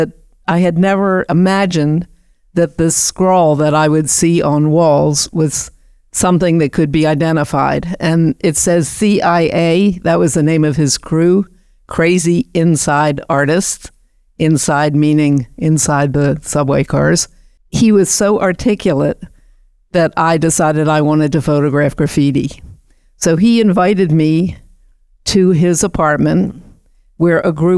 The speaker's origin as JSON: {"language": "English", "town": "Baltimore", "region": "Maryland", "country": "United States", "tie": "born or raised there", "moved": "as an adult", "said": "I grew up in Baltimore, which is about 200 miles south of New York City."}